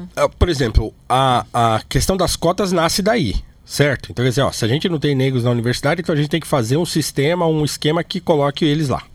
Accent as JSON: {"language": "Portuguese", "country": "Brazil", "said": "nós somos brasileiro, pobre"}